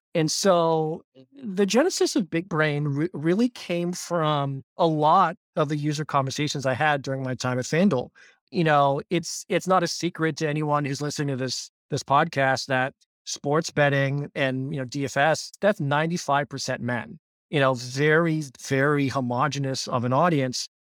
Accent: Pittsburgh, Pennsylvania, United States; born and raised in Pittsburgh

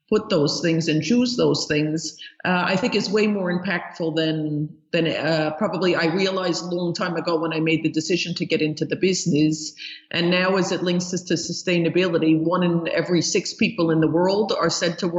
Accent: New York, United States; accent: New York; moved away as an adult; also born or lived in Germany / Italy / London; the accent that I grew up in New York, which somehow that New York accent never leaves you.

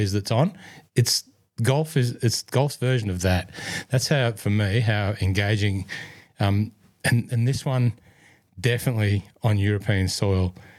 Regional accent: Scotland, United Kingdom; accent: Scottish; German's my second language if there was one outside of my Scottish accent

